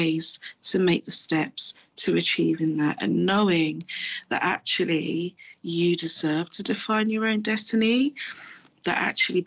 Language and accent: English; Mali; moved away; I am a Malian. I was born in Mali, which is in West Africa.